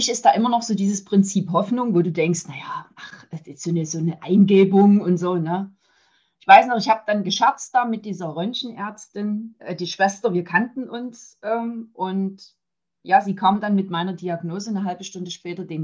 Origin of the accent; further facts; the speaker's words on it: Saxony, Germany; accent: Saxon; ich kann das Sächsische aus meinem Dialekt, wie du so schön sagst, ja nicht heraushalten. Ne? Ähm, ja, komme aus der Nähe von Dresden, verheiratet, habe eine Tochter, zwei Enkel.